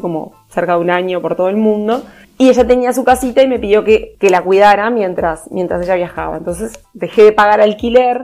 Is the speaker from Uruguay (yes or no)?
yes; Uruguay; moved away as an adult; now in Montevideo, Uruguay; soy del interior de Uruguay. Me vine con 18 años a Montevideo a estudiar